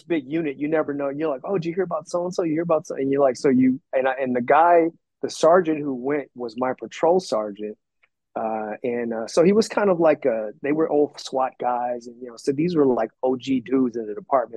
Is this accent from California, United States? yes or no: yes; Compton, California, United States; also born or lived in Korea; I was adopted from an orphanage in another country. My parents lived in Compton when I got adopted, so that was like my hometown